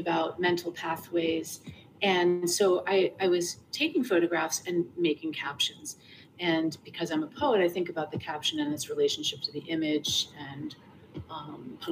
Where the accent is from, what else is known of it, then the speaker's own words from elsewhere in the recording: New York City, New York, United States; moved away as an adult; now in Rhode Island, United States; I grew up in Hell's Kitchen, then I moved down to the West Village when I was three. And then we kind of bopped around between the West Village and the East Village for my whole life